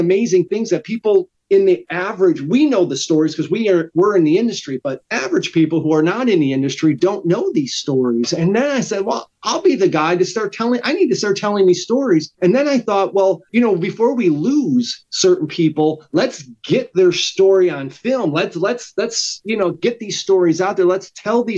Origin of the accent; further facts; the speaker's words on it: Chicago, Illinois, United States; now in Meridian, United States; I'm a guy from Chicago who lives in Mississippi.